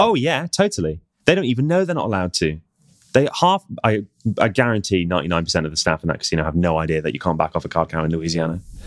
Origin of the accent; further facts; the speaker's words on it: United Kingdom; as British people